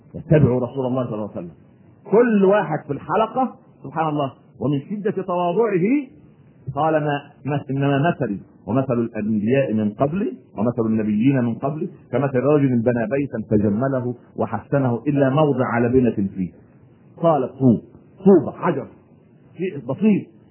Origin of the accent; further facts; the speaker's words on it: Egypt; إحنا عندنا في مصر